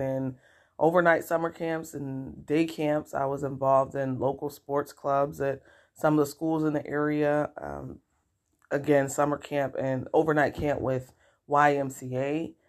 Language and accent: English; Rochester, New York, United States; I was born and raised in Rochester, New York.